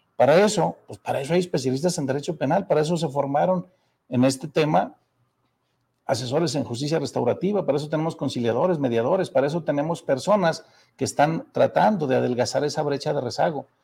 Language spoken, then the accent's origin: Spanish; Zacatecas, Mexico; Soy zacatecano